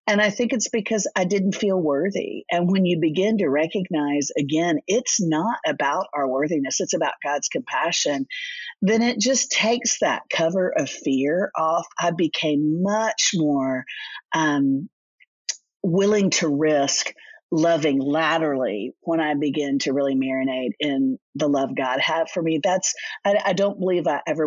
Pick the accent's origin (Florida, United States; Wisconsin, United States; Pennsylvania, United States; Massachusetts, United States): Florida, United States; Orlando; moved away as an adult; now in Nashville, United States; I grew up in Orlando, Florida